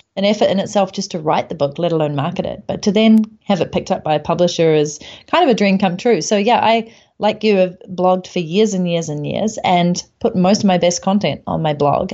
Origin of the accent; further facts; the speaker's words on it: New Zealand; moved away as an adult; I came back to my home country of New Zealand